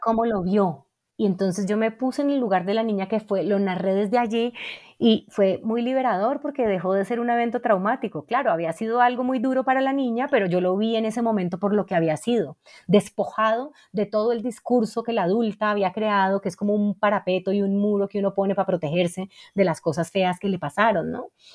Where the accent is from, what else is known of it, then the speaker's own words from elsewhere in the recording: Cali, Valle del Cauca, Colombia; yo crecí en Cali